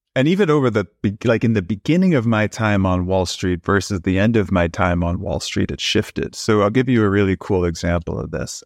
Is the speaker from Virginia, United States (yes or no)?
no; New York City, New York, United States; also born or lived in Brooklyn; I grew up in New York City in Queens